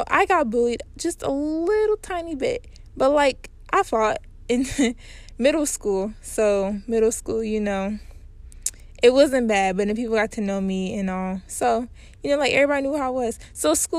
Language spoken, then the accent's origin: English; Cincinnati, Ohio, United States; I grew up in Cincinnati